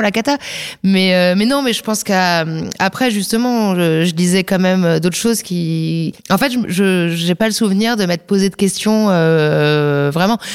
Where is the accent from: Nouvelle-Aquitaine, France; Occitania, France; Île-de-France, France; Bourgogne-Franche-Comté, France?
Nouvelle-Aquitaine, France; Saint-Maixent-l'École; moved away as an adult; also born or lived in La Crèche / Angoulême; now in Paris, France; j'étais dans le département des Deux-Sèvres, à Saint-Mexan l'école